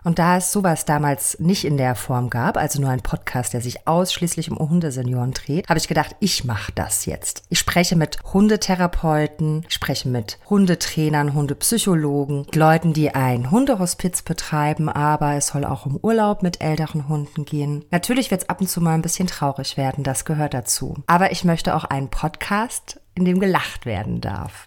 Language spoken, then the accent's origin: German; Karlsruhe, Baden-Württemberg, Germany; moved away as an adult; now in Berlin, Germany; Wie ihr wahrscheinlich hin und wieder hören werdet, komme ich ursprünglich aus Karlsruhe, aber ich lebe seit 15 Jahren in Berlin.